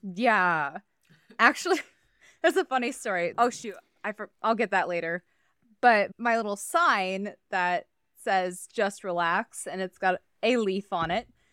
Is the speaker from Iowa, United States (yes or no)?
yes; Iowa, United States; I grew up in Iowa